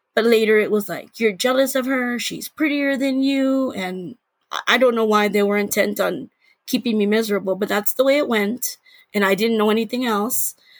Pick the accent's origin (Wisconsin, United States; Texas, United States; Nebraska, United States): Texas, United States; San Antonio; I grew up in Texas.